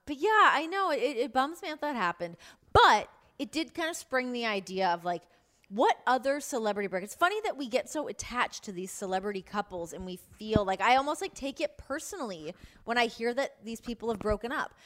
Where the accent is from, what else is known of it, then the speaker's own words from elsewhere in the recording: Canada; as a Canadian